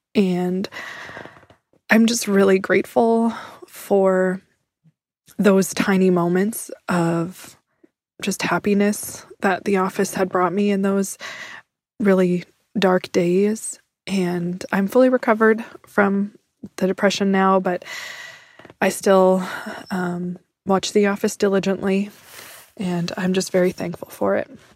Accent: Prince George, British Columbia, Canada; I'm from Prince George, British Columbia

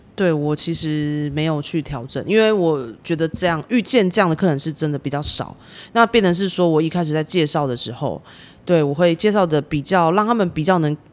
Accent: Kaohsiung, Taiwan; 我朋友也是，我们高雄人嘛

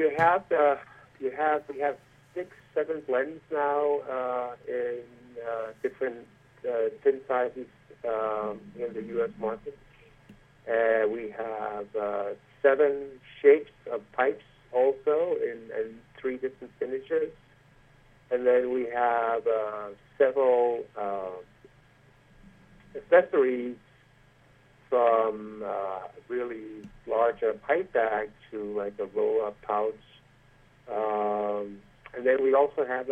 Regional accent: Denmark; now in United States; when I was growing up in Denmark

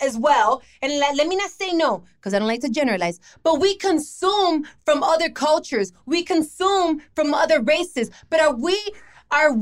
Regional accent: Miami, Florida, United States; I was born here in Miami, okay? I was born here, and I didn't even get to go to my parents' country, the Dominican Republic, till I was like 18.

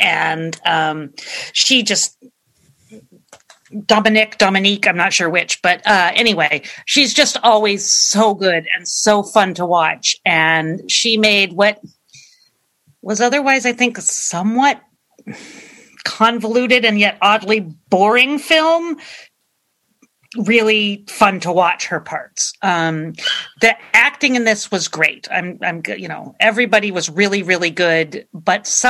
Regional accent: Oakland, California, United States; we grew up in Oakland

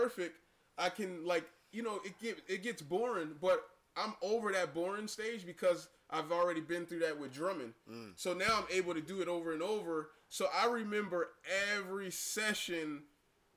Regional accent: Camden, New Jersey, United States; growing up in Camden scrapping, I learned jab

